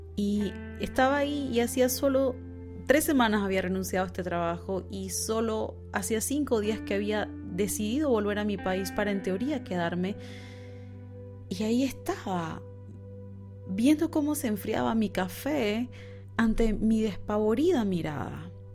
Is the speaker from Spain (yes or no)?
no; Panama; moved away as an adult; also born or lived in Buenos Aires, Argentina; Panamá, mi país natal